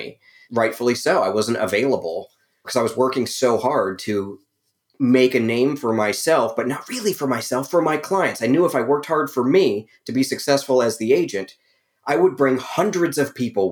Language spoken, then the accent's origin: English; Ohio, United States; moved away as an adult; also born or lived in Las Vegas, Nevada / Los Angeles, California; now in Atlanta, United States; I was born in Ohio.